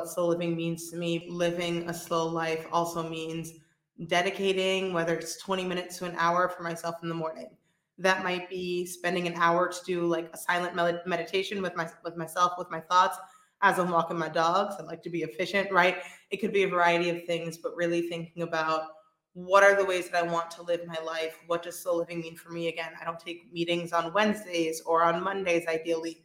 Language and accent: English; New York City, New York, United States; moved away as an adult; now in Spain; I'm originally from Brooklyn, New York